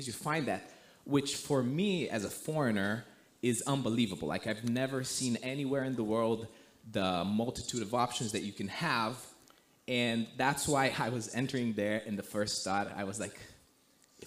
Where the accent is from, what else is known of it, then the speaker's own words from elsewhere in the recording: Romania; moved away as an adult; also born or lived in United States; I'm born and raised in Romania